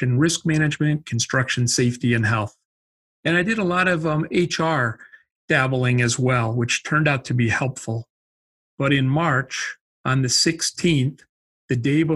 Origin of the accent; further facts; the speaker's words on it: Wisconsin, United States; I grew up in Wisconsin, so that's the accent.